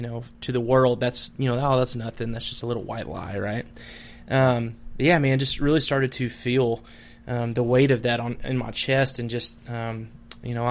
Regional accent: Madison, Nebraska, United States; I grew up in the thriving metropolis of Madison, Nebraska

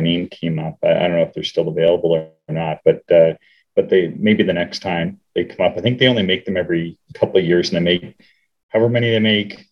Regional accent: Canada; I, am Canadian, but I grew up on American TV

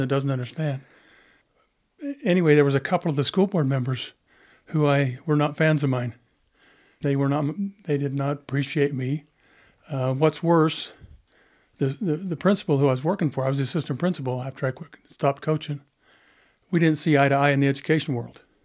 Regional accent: Monticello, Utah, United States; I grew up in Monticello

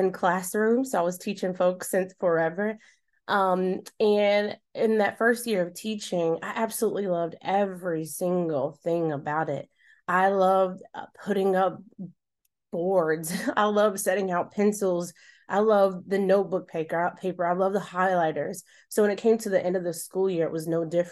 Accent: Charlotte, North Carolina, United States; my hometown of Charlotte

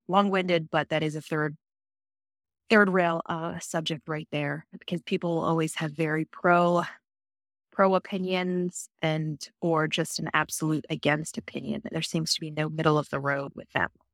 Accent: Virginia, United States; I was born and raised in Virginia

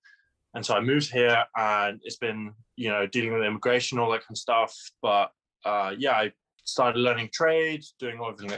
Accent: Exeter, South West England, United Kingdom; moved away as an adult; also born or lived in Bali, Indonesia / Saudi Arabia / North Devon / Sidmouth, Devon; now in Hawaii, United States; the south coast of England, and I can't call it coast because I was born in Exeter, and then my family moved over to Bali when I was about three or four. Spent about 3 years there.

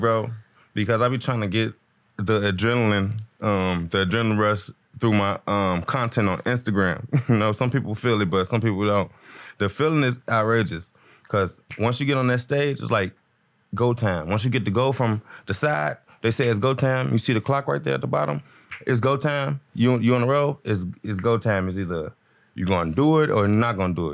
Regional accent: Chicago, Illinois, United States; also born or lived in Denver, Colorado; I'm from Chicago originally

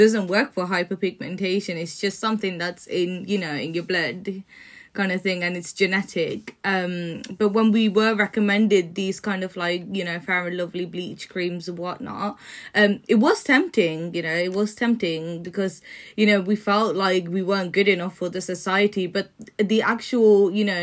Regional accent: Netherlands; also born or lived in Sri Lanka; now in United Kingdom; back home, I mean, as in Holland and even in Sri Lanka

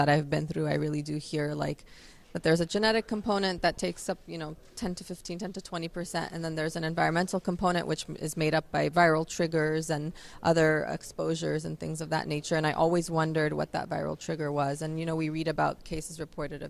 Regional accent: Los Angeles, California, United States; also born or lived in Loma Linda; I'm from Los Angeles

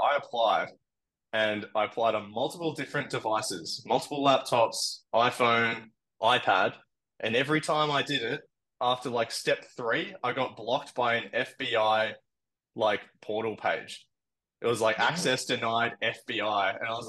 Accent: Australia; now in United States; But yeah, land I think being Australian is pretty favorable.

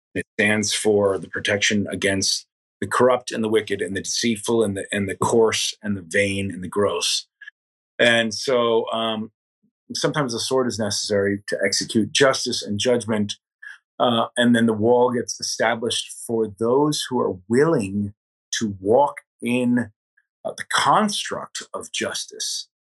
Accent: Delaware County, Catskill Mountains, New York, United States; now in New York City, United States; Delaware County, where I grew up, was the second poorest

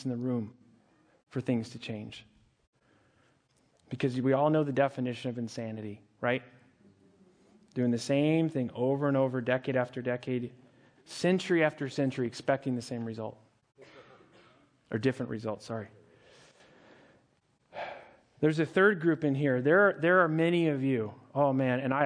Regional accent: Montana, United States; I grew up in Montana

